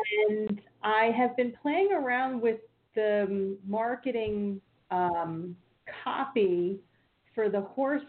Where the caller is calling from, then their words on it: New Jersey, United States; from New Jersey.